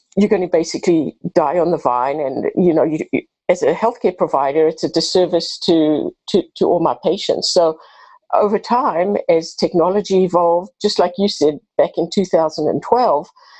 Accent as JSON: {"language": "English", "country": "South Africa", "moved": "as an adult", "lives_now": "United States", "said": "I have a bit of an accent. I'm originally from South Africa, been in the U.S. for 32 years"}